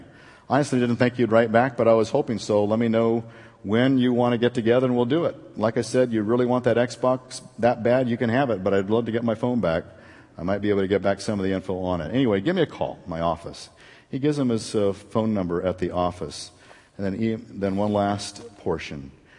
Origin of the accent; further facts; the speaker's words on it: Anaheim, California, United States; I grew up in Anaheim in the ghetto, in lots of ghettos. We moved around a lot because my mom couldn't afford to stay in places for a long time.